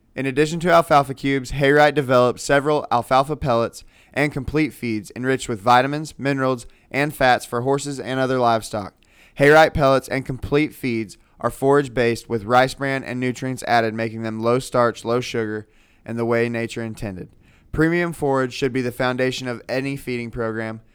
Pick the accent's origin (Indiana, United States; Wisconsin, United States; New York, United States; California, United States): California, United States; moved away; I was from California, so I didn't grow up here